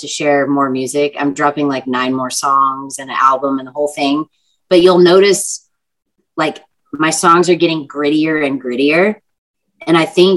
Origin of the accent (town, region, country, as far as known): Texas, United States